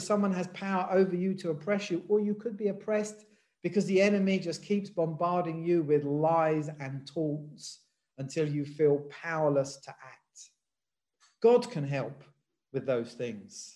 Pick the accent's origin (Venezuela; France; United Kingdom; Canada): United Kingdom; England; I was born in England. I've lived in England all my life